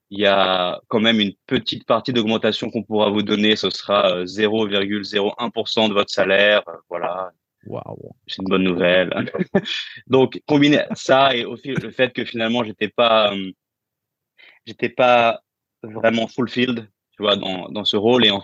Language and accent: French; France; moved away; Euh, ah, ça fait huit ans que j'ai quitté la France.